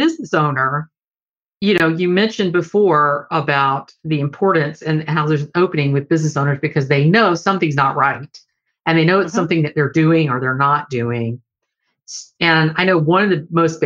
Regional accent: Deep South, United States; I grew up in the Deep South

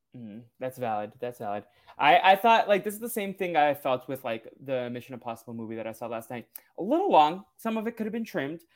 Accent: New England, United States; moved away; also born or lived in Los Angeles; I grew up in New England

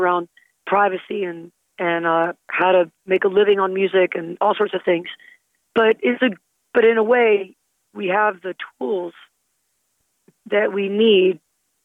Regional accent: the South, Southern United States, United States; as a Southerner

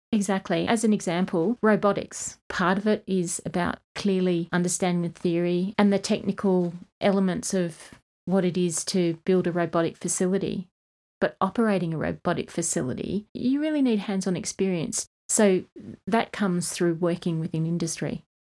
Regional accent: Kununurra, Western Australia, Australia; also born or lived in Asia; now in Armidale, Australia; I was born in the East Kimberley, Kununurra, and then went to boarding school

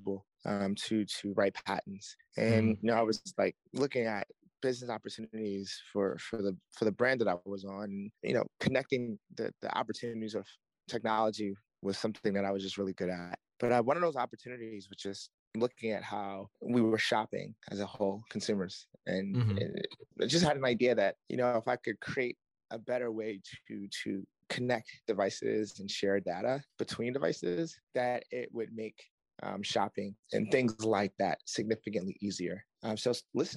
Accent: Baltimore, Maryland, United States; I'm from Baltimore

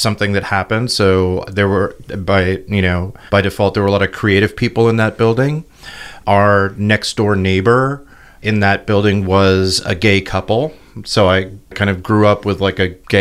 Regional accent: New York, United States; also born or lived in Los Angeles, United States / San Francisco, United States; I was born here in New York in 1960

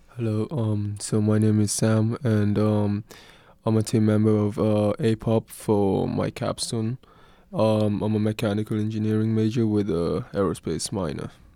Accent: Kenya; moved away as an adult; now in Oregon, United States; I'm not from Oregon. Uh, I'm actually from Kenya, which is, uh, East Africa

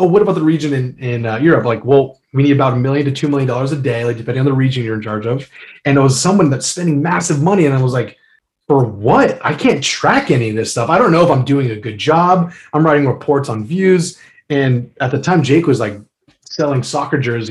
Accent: United States; I'm an American.

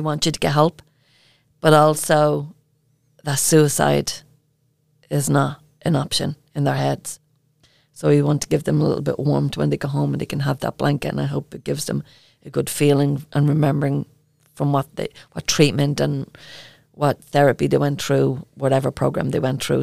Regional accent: Ireland; accent: Irish; my Irish accent

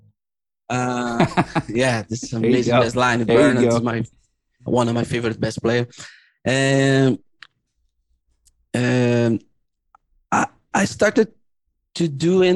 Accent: São Paulo, Brazil; I grew up in Brazil, suburban São Paulo, Brazil

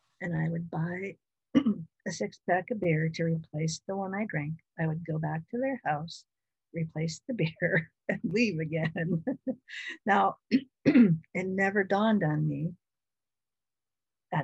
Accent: Washington, United States; also born or lived in Oregon; move back to my home state of Washington

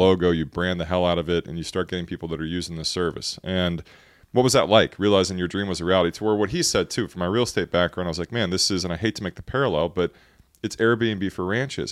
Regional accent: Texas, United States; we're from Texas

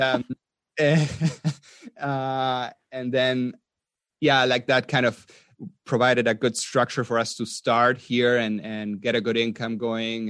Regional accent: Patagonia, Argentina; moved away as an adult; also born or lived in Austria; I was, um, born in Argentina. in South America. And I grew up mainly in Patagonia

